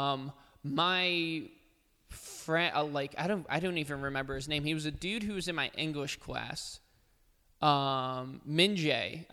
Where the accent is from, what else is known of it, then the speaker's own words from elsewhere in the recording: New Jersey, United States; I grew up in New Jersey